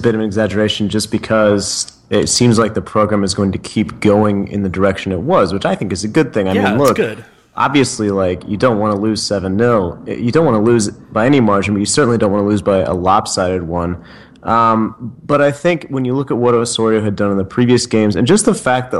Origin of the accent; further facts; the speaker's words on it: Texas, United States; because I'm from Texas